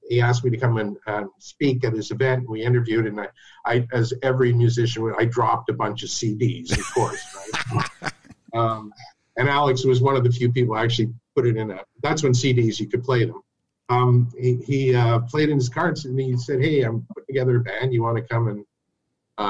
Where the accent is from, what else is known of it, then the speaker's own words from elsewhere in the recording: Chapleau, Ontario, Canada; moved away as an adult; also born or lived in Ottawa, Canada; my hometown, Chaplow